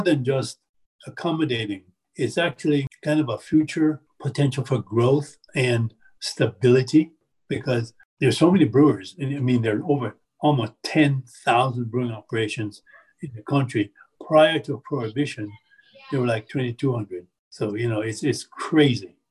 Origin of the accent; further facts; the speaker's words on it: Jamaica; now in Appalachia, United States; I come from Jamaica, and, I, and my parents are from China